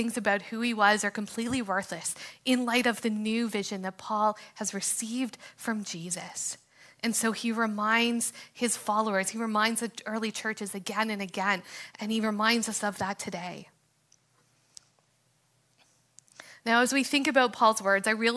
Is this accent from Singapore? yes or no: no; Canada; freedoms and opportunities that we have as Canadians